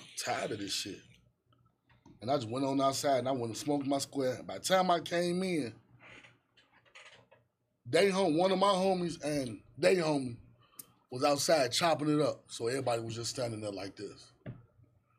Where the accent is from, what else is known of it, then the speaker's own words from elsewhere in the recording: Chicago, Illinois, United States; moved away; also born or lived in Dolton, Illinois; I'm originally from the Racine Course. I'm from 111th